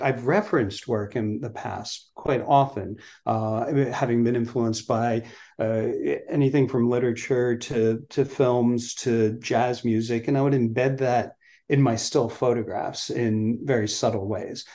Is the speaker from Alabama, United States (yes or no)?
no; New Jersey, United States; we grew up in New Jersey